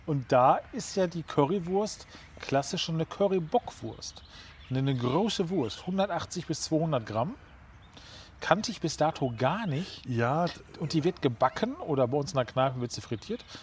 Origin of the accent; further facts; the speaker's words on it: Ruhr area, North Rhine-Westphalia, Germany; moved away; also born or lived in Göttingen, Lower Saxony / Northeim district, Lower Saxony; Ich komme ja aus dem Ruhrgebiet